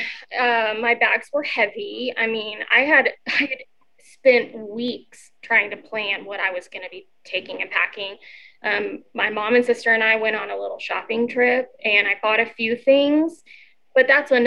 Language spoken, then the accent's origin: English; Oklahoma, United States; I'm from Oklahoma